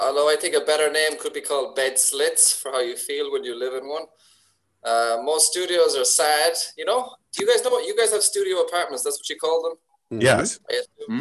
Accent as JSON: {"language": "English", "country": "Ireland", "said": "I'm Irish"}